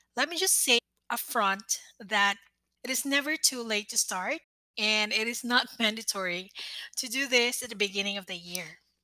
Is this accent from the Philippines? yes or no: yes; Philippines; I am a Filipina